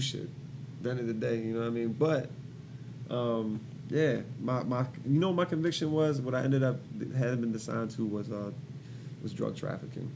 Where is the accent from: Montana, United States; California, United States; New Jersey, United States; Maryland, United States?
Maryland, United States; Columbia; I'm from Columbia